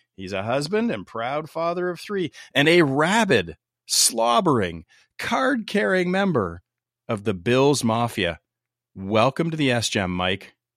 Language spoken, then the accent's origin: English; Canada; I'm from Canada, eh?